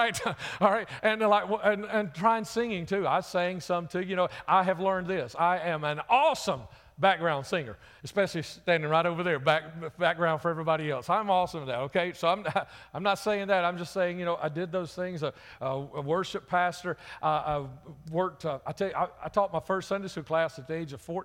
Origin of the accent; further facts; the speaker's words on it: Birmingham, Alabama, United States; I'm from Jefferson County, Birmingham